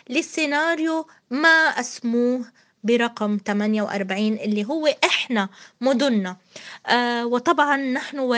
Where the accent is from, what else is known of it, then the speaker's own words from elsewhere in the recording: Palestine; نحن كشعب فلسطيني لسنا كود لسنا رقم لسنا رمز لكي تصنفونا 48 أو 67 أو ضف غزة إلى آخره القدس